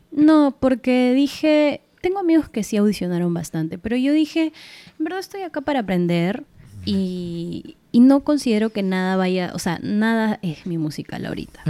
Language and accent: Spanish; Peru; also born or lived in Argentina; Como buena peruana que soy